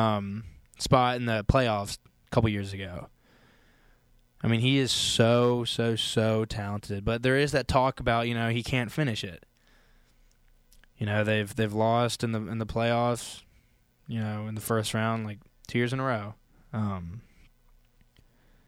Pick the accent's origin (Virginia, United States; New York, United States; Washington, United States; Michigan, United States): Virginia, United States; Richmond; So I'm from Richmond, Virginia.